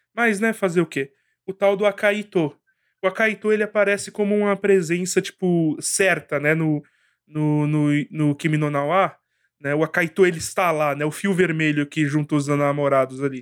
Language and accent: Portuguese; Brazil; eu sou brasileiro